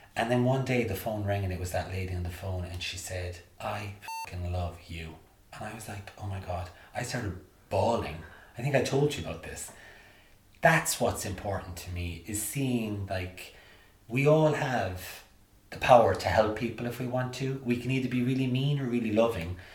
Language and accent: English; Limerick, Munster, Ireland; moved away as an adult; also born or lived in New York, United States; I remember going around Limerick in the eighties with my lino, body popping and breakdance